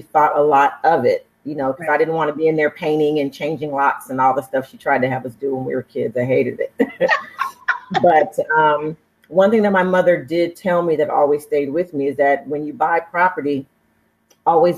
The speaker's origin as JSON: {"language": "English", "town": "Oakland", "region": "California", "country": "United States", "tie": "born or raised there", "also_born_or_lived": "Berkeley, California / Santa Cruz, California / Inglewood, California", "said": "I'm from the Bay Area, born and raised in Oakland, California, and between Oakland and Berkeley"}